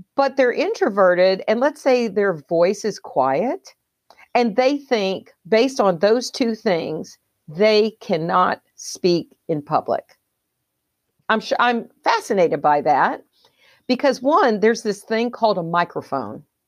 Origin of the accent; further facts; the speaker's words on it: the South, United States; I was raised in the South